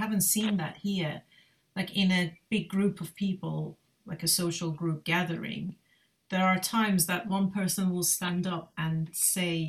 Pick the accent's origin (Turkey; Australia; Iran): Iran; moved away as an adult; now in United Kingdom; I've been living in the UK for over 20 years now, so I am definitely a British Iranian British